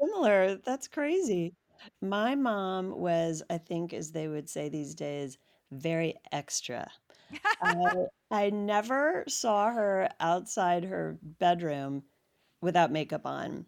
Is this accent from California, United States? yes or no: no; Washington, District of Columbia, United States; now in Los Angeles, United States; I grew up in Washington, D C